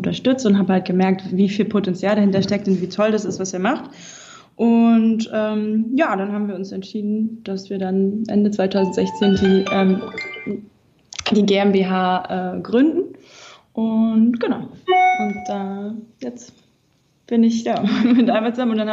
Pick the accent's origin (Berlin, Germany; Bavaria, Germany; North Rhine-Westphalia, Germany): Berlin, Germany; bin dann vom Ausland zurückgekommen, wieder an meine Heimat Berlin